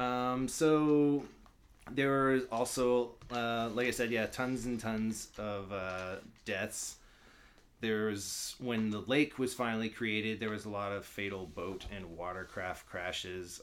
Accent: Albuquerque, New Mexico, United States; I'm from Albuquerque, New Mexico

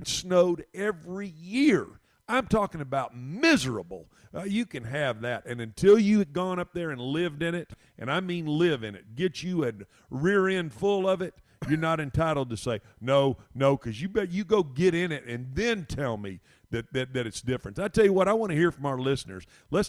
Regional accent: Texas, United States; also born or lived in Northern Illinois; As a Texan

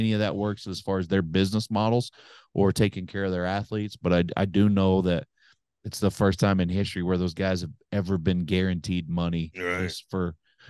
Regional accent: Oklahoma, United States; Oklahoma, obviously my home state

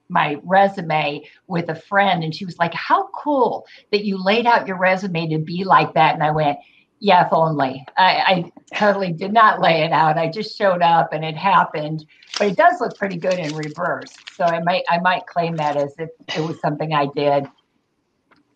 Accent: Michigan, United States; moved away; also born or lived in Indiana / Wisconsin / Atlanta / Florida; grew up most of the time in Michigan

